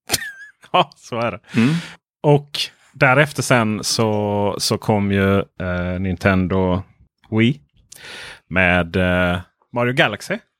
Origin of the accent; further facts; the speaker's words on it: Ronneby, Blekinge, Sweden; jo, men jag var uppvuxen i Blekinge